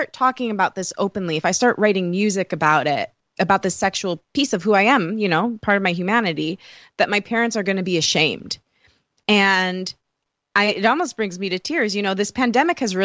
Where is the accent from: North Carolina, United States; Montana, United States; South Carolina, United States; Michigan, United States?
Michigan, United States; accent: Michigan; I'm from Michigan, so strong Michigan accent